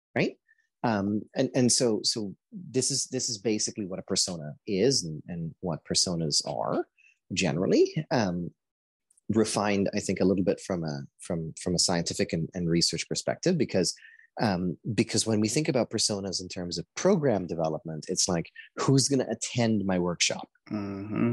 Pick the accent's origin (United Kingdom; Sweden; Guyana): Guyana; now in Canada; I was born in Guyana